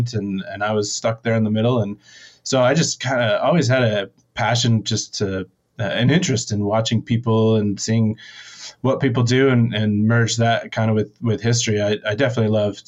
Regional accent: Steamboat Springs, Colorado, United States; also born or lived in Southern California; moved to Colorado to Steamboat Springs

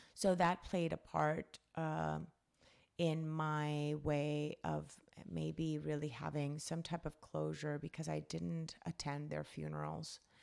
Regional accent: Cali, Valle del Cauca, Colombia; I was born and raised in Colombia. um, Cali, Colombia, South America. That's where I was raised.

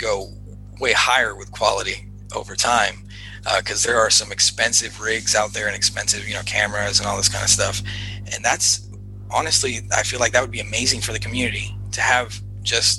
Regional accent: Los Angeles, California, United States; growing up in Los Angeles

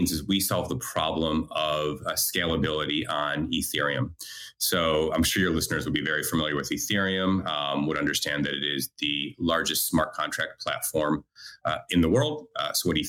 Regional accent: United States; moved away as an adult; also born or lived in Australia; now in Israel; I'm originally American, moved to Australia in 2004

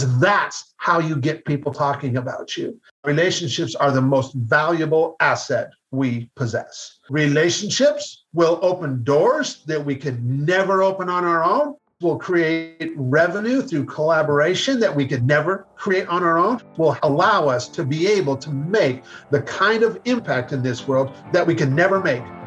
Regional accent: Seattle, Washington, United States; I'm from Seattle

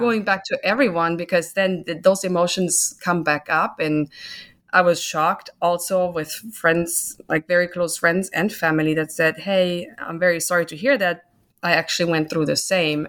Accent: Germany; moved away as an adult; now in United States; I'm originally from Germany, born and grown up there, spent my first twenty-nine years there.

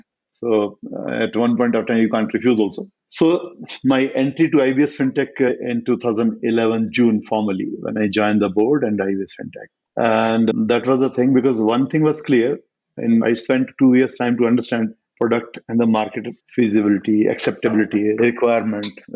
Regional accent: Meerut, Uttar Pradesh, India; born and brought up in Meerut

